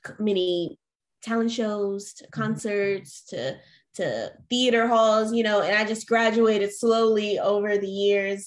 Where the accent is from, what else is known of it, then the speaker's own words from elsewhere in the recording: Atlanta, Georgia, United States; moved away as an adult; now in California, United States; I'm from Atlanta.